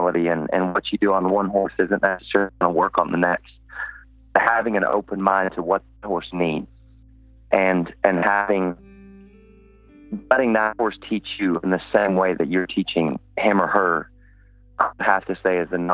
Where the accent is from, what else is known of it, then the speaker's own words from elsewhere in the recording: Texas, United States; I'm from Texas